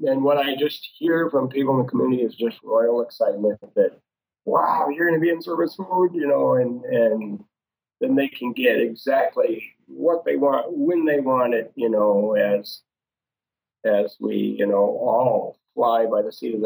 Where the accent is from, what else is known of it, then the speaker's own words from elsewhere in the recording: Fergus Falls, Minnesota, United States; in Fergus Falls, my hometown